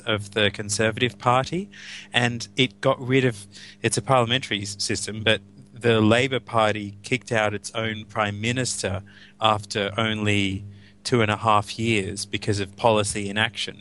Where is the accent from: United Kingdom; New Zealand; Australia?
Australia; I'm speaking as an Australian